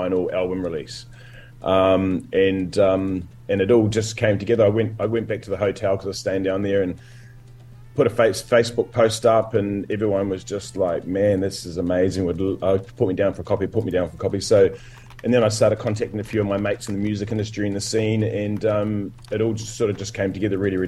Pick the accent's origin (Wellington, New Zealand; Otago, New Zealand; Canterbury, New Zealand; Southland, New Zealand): Otago, New Zealand; Dunedin; moved away as an adult; also born or lived in Christchurch; I started DJing in Dunedin. That's where it all started for me. I'm from Dunedin